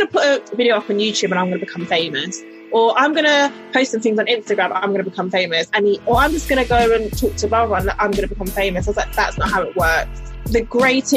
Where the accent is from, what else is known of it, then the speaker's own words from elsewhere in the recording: London, United Kingdom; Grew up in South London, born and raised